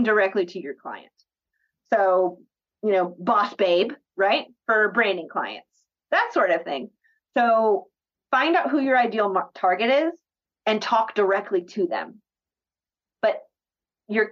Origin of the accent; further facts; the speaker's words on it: Atlanta, Georgia, United States; now in Columbia, United States; I'm originally from Northeast Atlanta and I live in Columbia